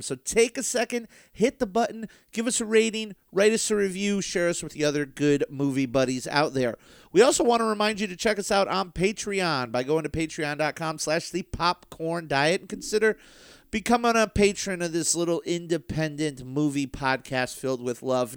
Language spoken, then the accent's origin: English; United States; I'm an American.